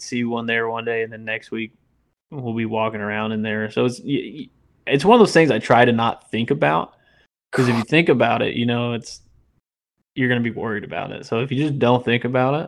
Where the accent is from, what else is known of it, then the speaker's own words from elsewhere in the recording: Indiana, United States; moved away as an adult; now in Louisiana, United States; I'm originally from Indiana, which we don't have any gators up there. And, you know, I moved down and I got to Louisiana in 2018